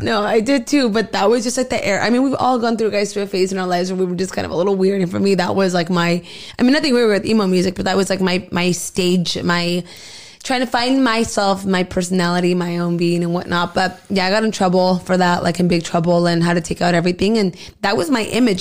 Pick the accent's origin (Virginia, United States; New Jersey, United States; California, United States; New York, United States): California, United States; Southern; also born or lived in Arizona / Mexicali, Mexico; I've pretty much lived out here since a really young age